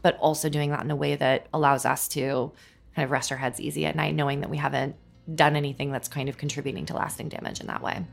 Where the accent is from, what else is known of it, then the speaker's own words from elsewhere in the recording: Minnesota, United States; moved away as an adult; also born or lived in California; now in New York, United States; growing up in Minnesota